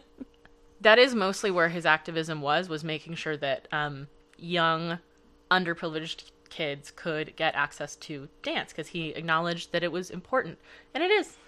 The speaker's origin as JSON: {"language": "English", "town": "Los Angeles", "region": "California", "country": "United States", "tie": "born or raised there", "also_born_or_lived": "Canada", "moved": "yes", "said": "I grew up in Los Angeles, and I danced there for ten years"}